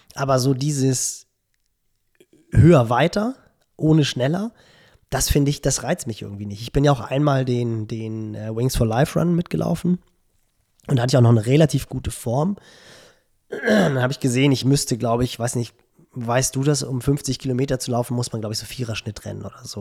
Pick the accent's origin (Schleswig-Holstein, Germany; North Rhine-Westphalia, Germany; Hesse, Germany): Schleswig-Holstein, Germany; Barmstedt; also born or lived in Hamburg; ich bin ja in Barmstedt groß geworden, so einen kleinen Vorort von Hamburg